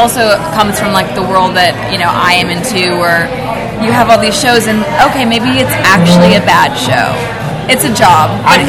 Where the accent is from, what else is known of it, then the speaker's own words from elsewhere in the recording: Minnesota, United States; now in Los Angeles, United States; I grew up in Minnesota.